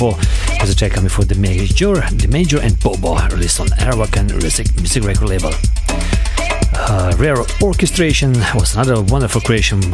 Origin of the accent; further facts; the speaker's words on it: Slovenia; We are streaming live from Slovenia, from my hometown.